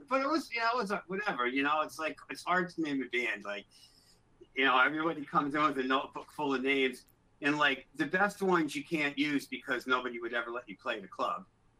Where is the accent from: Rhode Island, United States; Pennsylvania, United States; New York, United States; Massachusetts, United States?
Rhode Island, United States; Newport; also born or lived in Middletown, United States; Newport when I was little, then I lived out in Middletown, which is kind of like the next town over. It's an island. It's like a little island with three towns on it.